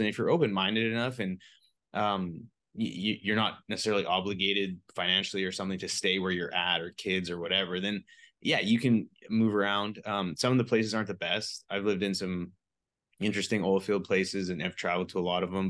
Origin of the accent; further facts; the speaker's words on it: British Columbia, Canada; I'm a B C boy, so I was used to, like, mountains